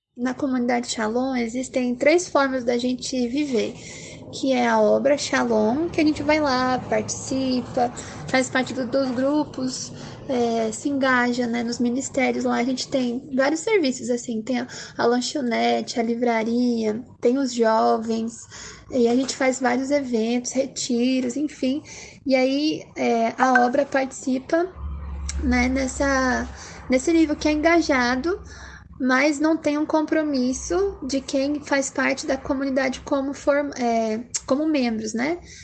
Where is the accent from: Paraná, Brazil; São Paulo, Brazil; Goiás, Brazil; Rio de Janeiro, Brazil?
Paraná, Brazil; Curitiba; eu sou aqui de Curitiba, moro e nasci aqui também